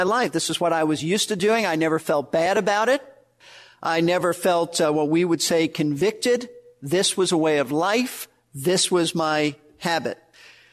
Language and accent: English; New York City, New York, United States; moved away; also born or lived in Florida; I was raised in Brooklyn, New York, not in a Christian home